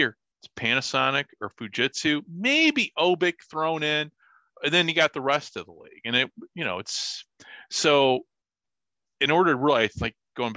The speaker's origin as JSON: {"language": "English", "region": "Illinois", "country": "United States", "moved": "yes", "said": "I'm from Illinois"}